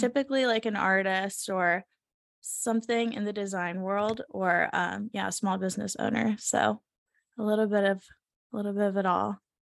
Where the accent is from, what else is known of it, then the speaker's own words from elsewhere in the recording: Savannah, Georgia, United States; moved away as an adult; we're both from the South. I'm from Savannah, Georgia, and he's from South Florida. So, um, I mean, we grew up in, like, a slower pace environment